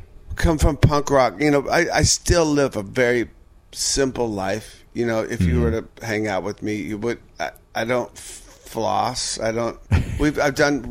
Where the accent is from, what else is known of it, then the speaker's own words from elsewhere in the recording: Seattle, Washington, United States; also born or lived in Los Angeles; my hometown of Seattle, Washington